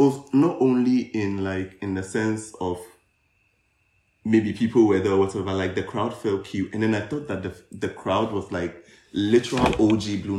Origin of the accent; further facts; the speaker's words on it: Ghana; As a working Ghanaian 9-to-5-er